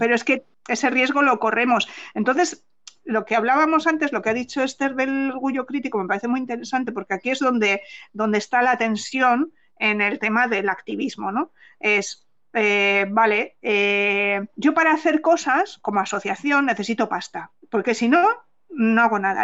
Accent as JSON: {"language": "Spanish", "town": "Palencia", "region": "Castile and León", "country": "Spain", "tie": "born or raised there", "moved": "as an adult", "lives_now": "San Sebastián, Spain", "said": "mi adolescencia y media juventud la pasé en Palencia. Y claro, yo me fui de Palencia"}